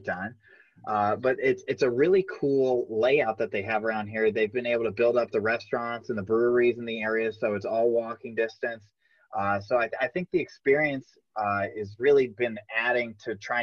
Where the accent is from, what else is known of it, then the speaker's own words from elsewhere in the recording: Florida, United States; now in Los Angeles, United States; I grew up in Florida